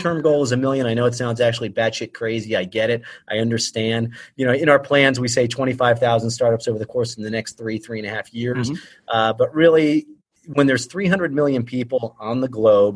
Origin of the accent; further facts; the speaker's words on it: Ohio, United States; moved away as an adult; also born or lived in Philadelphia, Pennsylvania; now in Wilmington, United States; Been in Delaware for going, oh my God, 7-8 years now. In Philadelphia for about 10-11 years before that. But Ohio.